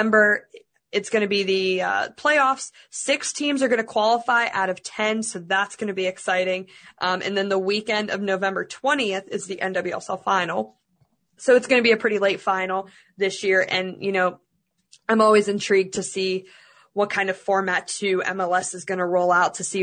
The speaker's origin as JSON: {"language": "English", "country": "Russia", "said": "because I'm from Russia"}